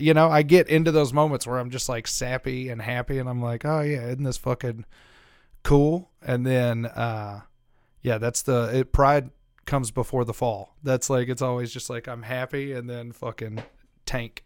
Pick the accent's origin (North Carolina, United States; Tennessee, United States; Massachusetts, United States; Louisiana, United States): Louisiana, United States; moved away; I grew up in Louisiana.